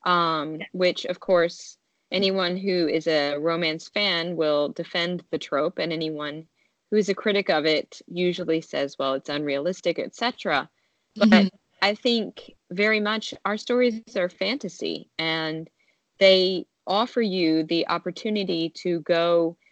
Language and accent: English; Nashville, Tennessee, United States; my hometown of Nashville, Tennessee